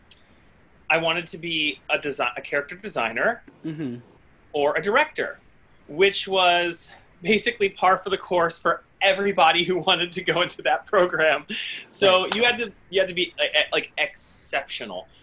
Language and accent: English; Bellbrook, Ohio, United States; moved away as an adult; also born or lived in Columbus, Ohio / Dayton, Ohio; now in New York, United States; I am from little town. I'm from a small suburb of Dayton called Bellbrook, Ohio.